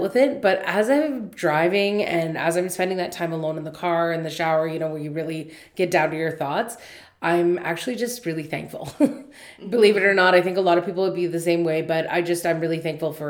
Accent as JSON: {"language": "English", "country": "Canada"}